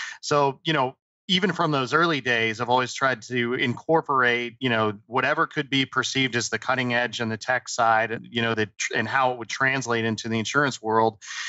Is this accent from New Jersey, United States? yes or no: yes; New Jersey, United States; born there; also born or lived in Colorado; I was born actually in Southern New Jersey, spent a lot of time in Colorado